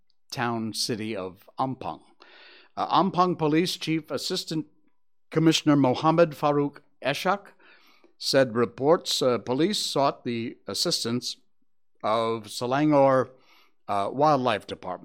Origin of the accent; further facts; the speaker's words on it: Connecticut, United States; moved away as an adult; I came from Connecticut in the U.S.